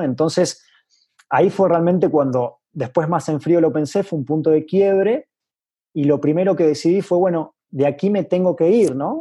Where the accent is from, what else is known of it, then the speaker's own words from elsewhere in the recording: Venado Tuerto, Santa Fe, Argentina; moved away as an adult; also born or lived in Córdoba, Argentina / Buenos Aires, Argentina / Basque Country, Spain / Paris, France; now in Mexico City, Mexico; mi ciudad natal, que como bien dijiste es eh, Venado Tuerto